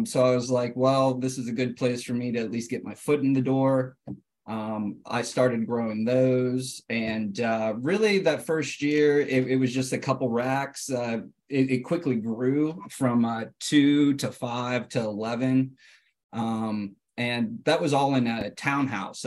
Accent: Butler, Pennsylvania, United States; I grew up in Western Pennsylvania, in a small rural town called Butler.

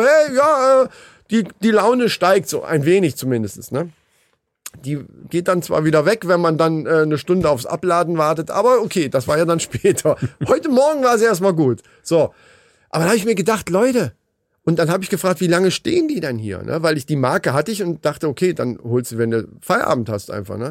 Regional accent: Hesse, Germany; Wie man bei uns in Hessen so sagt

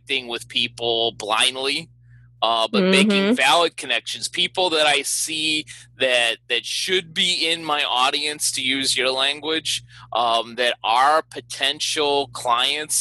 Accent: Chicago, Illinois, United States; my hometown of Chicago

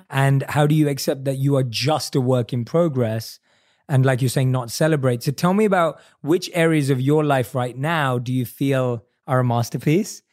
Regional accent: London, United Kingdom; growing up in London

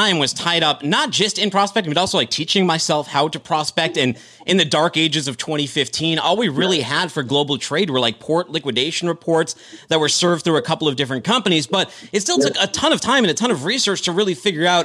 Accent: Boston, Massachusetts, United States; moved away; also born or lived in Chattanooga, Tennessee; I'm a masshole myself. I'm from the Boston area, you know, area by way of Chattanooga

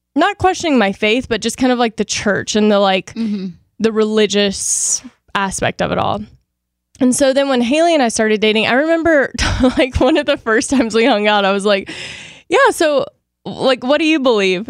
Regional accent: the South, United States; moved away as an adult; now in California, United States; I grew up in the South

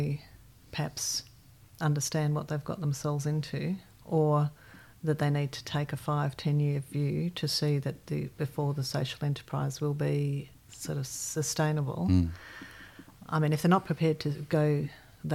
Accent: Melbourne, Victoria, Australia; also born or lived in Yellowknife, Northwest Territories, Canada; I've spent a lot of my life in Melbourne, most of my life

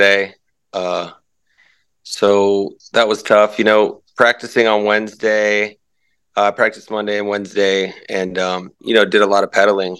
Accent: Orlando, Florida, United States; I was born in Florida. I was born at Florida Hospital in Orlando Winter Park.

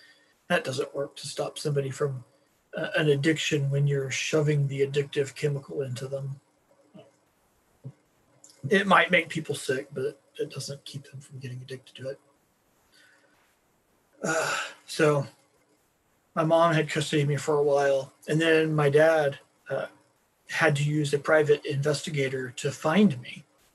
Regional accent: Beaver, Oklahoma, United States; born there; I was born in the panhandle of Oklahoma, in a little town called Beaver, which, even though it's a little town, it is still the capital of something for the world

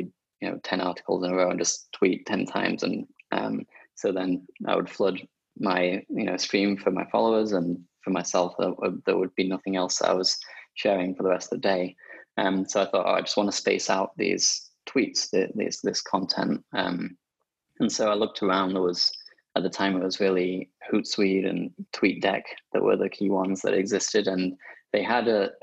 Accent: Sheffield, Yorkshire and the Humber, United Kingdom; my hometown, Sheffield

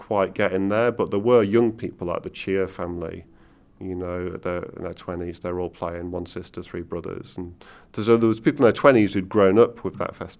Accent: England, United Kingdom; So while growing up in England isn't like growing up in Ireland in any sense of the word, in terms of the culture and everything, you've got a tremendous amount there.

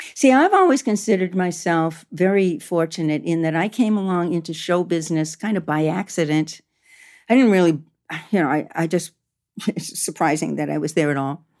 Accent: United States; also born or lived in Canada; I grew up around Italian American, you know, semi-mafia people, you know, in, in Maine and Massachusetts

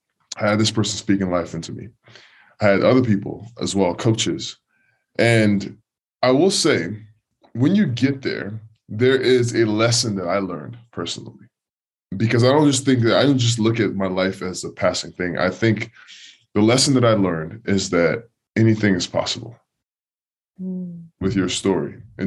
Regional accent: Nigeria; And I came from Nigeria. I never played ball in my life, but I had an uncle who spoke faith into me

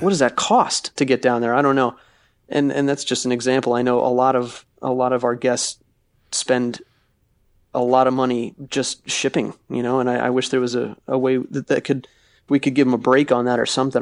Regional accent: Florida, United States; I'm from Florida

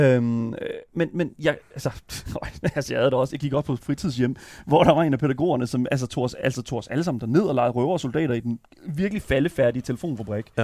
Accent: Horsens, Central Denmark Region, Denmark; jeg er fra Vestbyen i Horsens

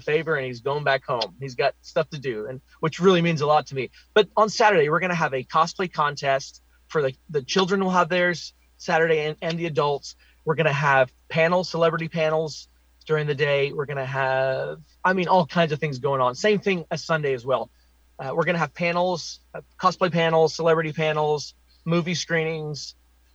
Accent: Oklahoma, United States; I'm born and raised in Oklahoma

